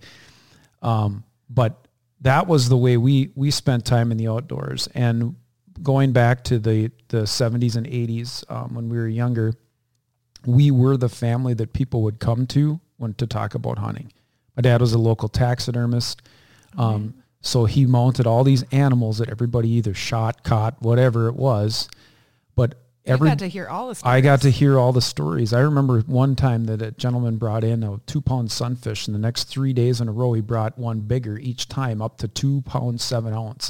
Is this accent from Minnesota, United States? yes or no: yes; central Minnesota, United States; I grew up here in central Minnesota as well